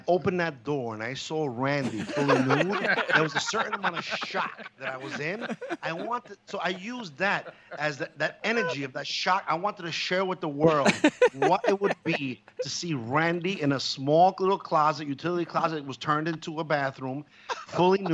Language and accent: English; New York City, New York, United States; Being a New Yorker, I was born and raised in Brooklyn